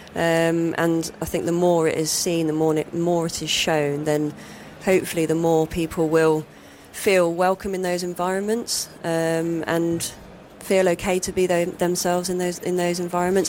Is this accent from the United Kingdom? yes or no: yes; Nottingham, East Midlands, United Kingdom; growing up in Nottingham